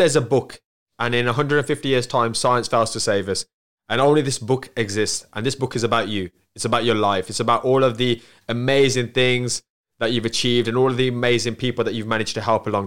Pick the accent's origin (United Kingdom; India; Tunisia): United Kingdom; Wolverhampton, West Midlands; accent: Black Country / Wolverhampton; my accent being from the Black Country and then Wolverhampton